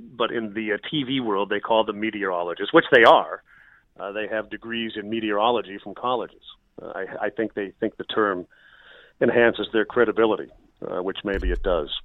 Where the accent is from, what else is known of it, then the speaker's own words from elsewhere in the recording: Minnesota, United States; moved away as an adult; also born or lived in Montana; I grew up in Minnesota, and I took my first job in Montana, which was about a thousand miles away